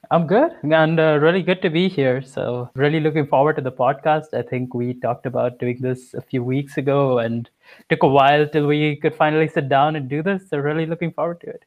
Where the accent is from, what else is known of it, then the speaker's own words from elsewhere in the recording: India; moved away as an adult; I'm from India